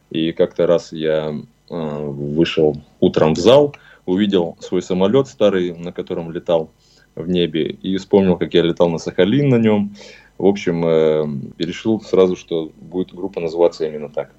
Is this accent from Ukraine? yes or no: no; Siberia, Russia; мы из Сибири